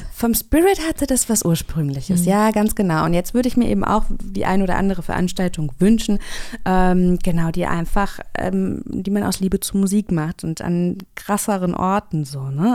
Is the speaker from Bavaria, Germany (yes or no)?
no; Kassel, Hesse, Germany; Ich komme auch aus Kassel, auch aus Hessen